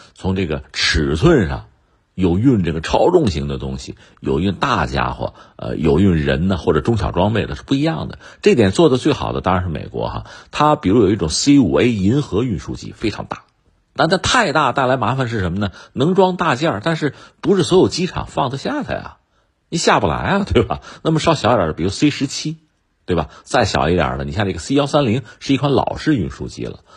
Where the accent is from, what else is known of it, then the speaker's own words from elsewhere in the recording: China; 作为一个中国人